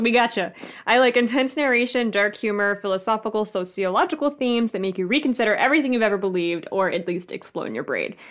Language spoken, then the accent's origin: English; the South, United States; I grew up in the South. I grew up poor and brown in the South.